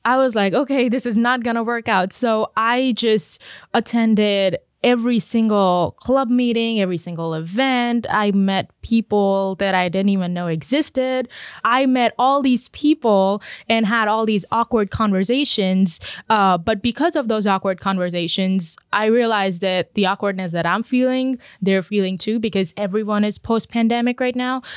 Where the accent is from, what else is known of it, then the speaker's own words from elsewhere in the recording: India; moved away as an adult; now in United States; I was born and brought up in India.